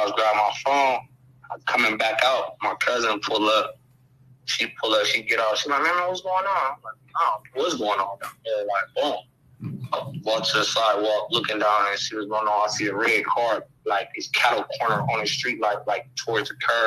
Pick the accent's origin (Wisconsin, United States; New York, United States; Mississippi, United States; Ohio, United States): Ohio, United States; Akron; I'm from Akron, Ohio